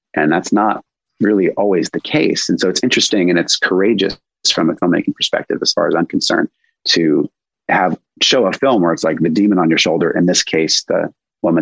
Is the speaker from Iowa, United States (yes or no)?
no; Los Angeles, California, United States; I grew up here in Los Angeles, but I grew up kind of like in a more rural part of LA in the Santa Monica Mountains